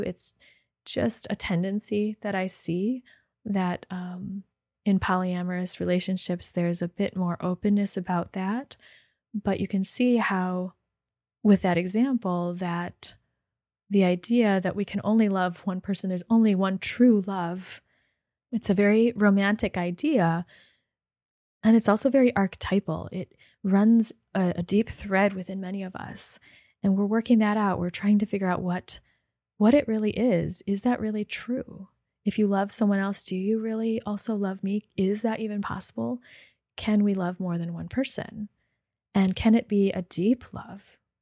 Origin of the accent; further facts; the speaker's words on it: United States; in my upbringing, being Chinese American